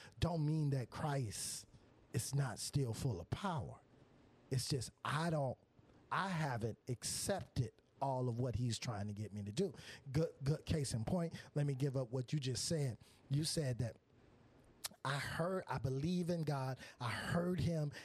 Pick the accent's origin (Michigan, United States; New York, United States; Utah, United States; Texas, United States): Michigan, United States; now in Florida, United States; I'm from Michigan. I'm here in Florida. Didn't know nobody in Florida